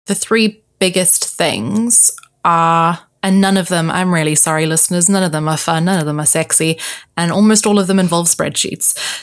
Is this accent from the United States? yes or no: no; South Africa; now in London, United Kingdom; I am South African, Portuguese, living in London